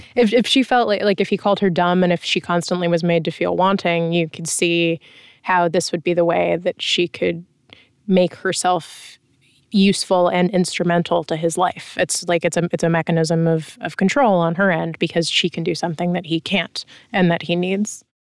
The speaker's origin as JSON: {"language": "English", "country": "United States", "said": "as an American"}